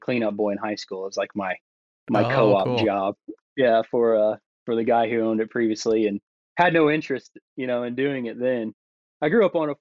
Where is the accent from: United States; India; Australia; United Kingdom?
United States; Southern Illinois; moved away as an adult; also born or lived in Tennessee; move back to my hometown and buy this store